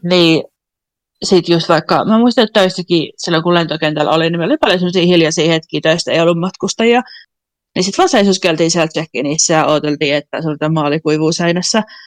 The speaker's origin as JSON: {"language": "Finnish", "country": "Finland", "also_born_or_lived": "Kuopio", "moved": "yes", "lives_now": "Copenhagen, Denmark", "said": "mä oon Suomesta"}